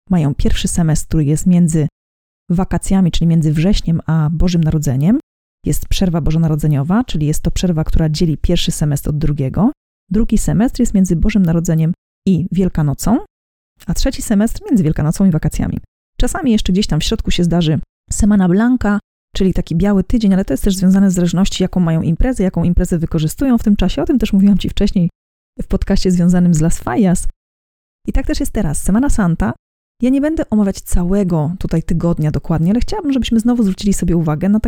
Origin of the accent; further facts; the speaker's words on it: Poland; Ja pochodzę z regionu Polski, w którym po prostu mówiło się chodzić ze święconką, chodzić na święconkę, nikt nigdy nie miał z tym problemu.